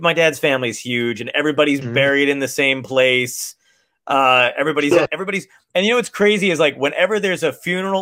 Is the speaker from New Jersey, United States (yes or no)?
yes; New Jersey, United States; also born or lived in Brooklyn, New York / California; I was born in Brooklyn and then like raised primarily in like in New Jersey